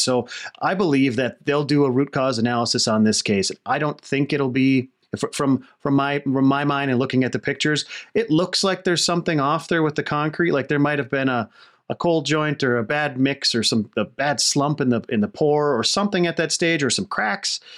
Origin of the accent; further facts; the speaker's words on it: Wisconsin, United States; moved away; I'm from Wisconsin originally.